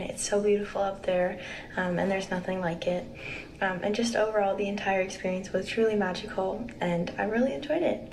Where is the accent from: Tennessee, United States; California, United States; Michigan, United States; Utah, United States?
Tennessee, United States; Nashville; I'm from Nashville, Tennessee